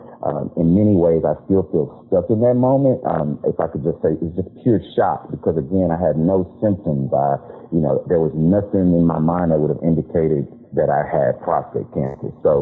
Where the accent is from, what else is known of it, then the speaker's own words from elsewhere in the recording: Houston, Texas, United States; now in Austin, United States; I'm originally from Houston, Texas. I live in Austin now